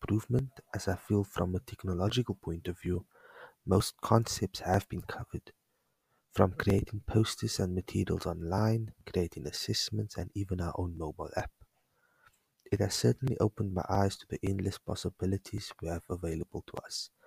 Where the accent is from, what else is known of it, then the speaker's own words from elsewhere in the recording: Cape Town, Western Cape, South Africa; I'm from Cape Town